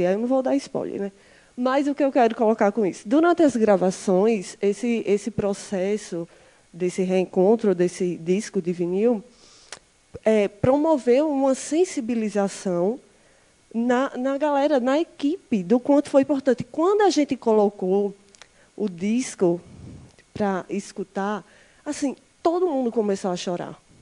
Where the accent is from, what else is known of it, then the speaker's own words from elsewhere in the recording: Campina Grande, Paraíba, Brazil; venho da Paraíba, da cidade chamada Campina Grande